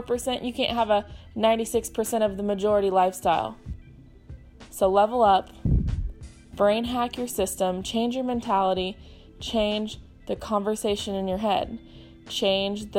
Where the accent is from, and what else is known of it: Houston, Texas, United States